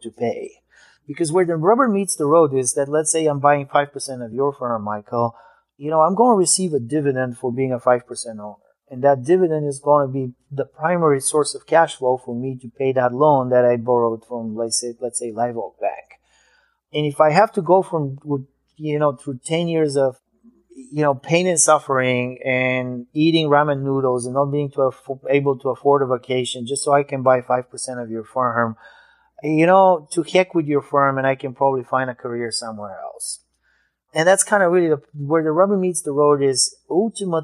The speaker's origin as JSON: {"language": "English", "country": "Bulgaria", "moved": "yes", "said": "I immigrated from Bulgaria."}